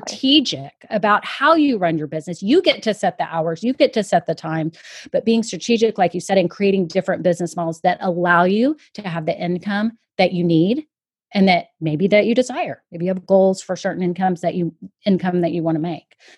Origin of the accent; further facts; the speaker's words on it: Austin, Texas, United States; I'm from Austin, Texas, and worked at Dell Computers for a long time